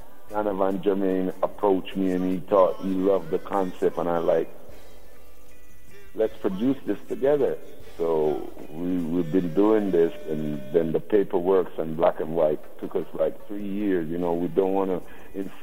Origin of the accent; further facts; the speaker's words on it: Saint Thomas, Jamaica; being a youth coming from the country, I was born in St. Thomas, which is on the eastern side of Jamaica